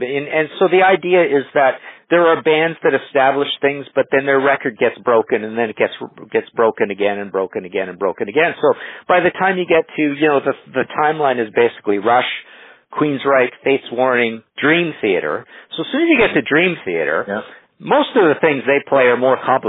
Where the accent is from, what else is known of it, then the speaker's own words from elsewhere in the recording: Trail, British Columbia, Canada; also born or lived in Nelson, British Columbia; growing up in Trail and even in Nelson